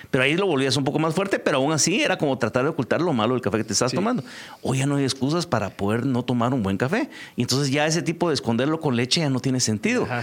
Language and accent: Spanish; Guatemala; somos bien los guatemaltecos